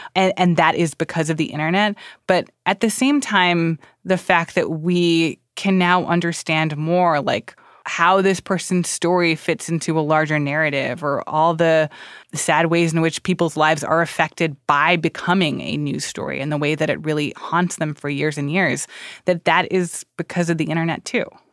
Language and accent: English; Miami, Florida, United States; moved away; I'm from Florida and I grew up in Miami